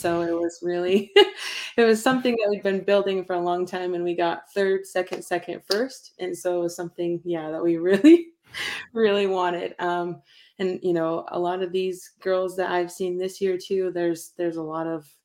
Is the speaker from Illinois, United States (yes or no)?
no; Pocatello, Idaho, United States; also born or lived in Montana; we're from Pocatello